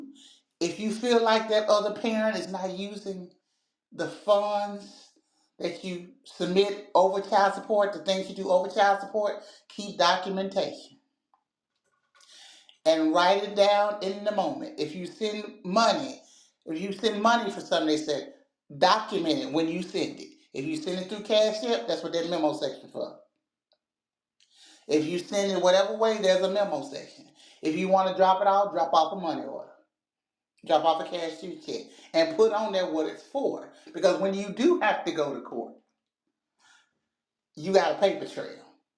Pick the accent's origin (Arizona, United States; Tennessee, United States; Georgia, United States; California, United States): Tennessee, United States; Yeah, I have heard that because I'm from Shelby County. And that's where I was born and raised. I'm from Shelby County.